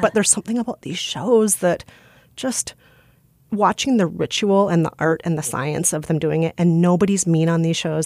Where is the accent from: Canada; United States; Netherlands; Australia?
United States; Minnesota; accent: Midwestern; moved away as an adult; I'm from Minnesota, and this is how Minnesotans talk